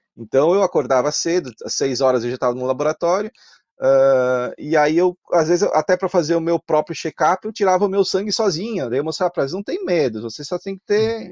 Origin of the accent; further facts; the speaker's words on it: Carlos Barbosa, Rio Grande do Sul, Brazil; accent: Italian (Serra Gaúcha); moved away as an adult; also born or lived in Garibaldi; eu nasci em Garibaldi, mas Sim. morei toda a minha vida ali na Serra.